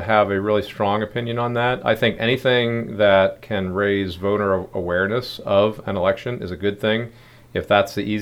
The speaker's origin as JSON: {"language": "English", "town": "Baltimore", "region": "Maryland", "country": "United States", "tie": "born or raised there", "also_born_or_lived": "York, Pennsylvania", "moved": "yes", "lives_now": "Frederick, United States", "said": "I'm from Baltimore, Maryland. I grew up there back in the 60s, back in the 70s, moved up to York, Pennsylvania"}